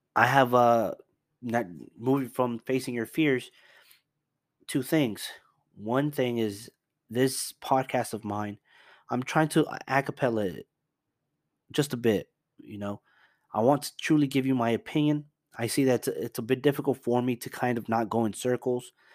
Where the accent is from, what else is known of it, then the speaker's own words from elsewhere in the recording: Dallas, Texas, United States; also born or lived in Houston; I'm from Dallas